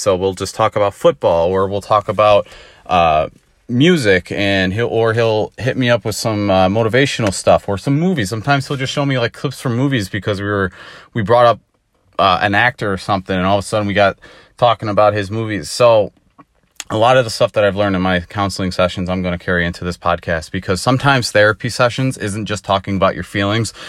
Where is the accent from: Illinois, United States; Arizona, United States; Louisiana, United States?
Illinois, United States; I'm born and raised in Illinois. Haven't gone anywhere else